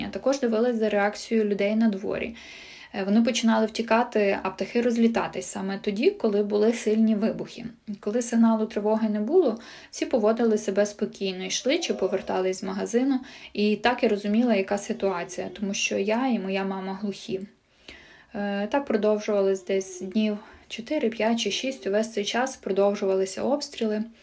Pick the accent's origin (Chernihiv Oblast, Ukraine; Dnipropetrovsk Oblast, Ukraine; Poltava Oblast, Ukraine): Chernihiv Oblast, Ukraine; Chernihiv; now in Kyiv, Ukraine; Живу та працюю в Києві. 24 лютого е, в мене на роботі мав бути вихідний. Я вирішила поїхати до мами. Сама я родом з Чернігова.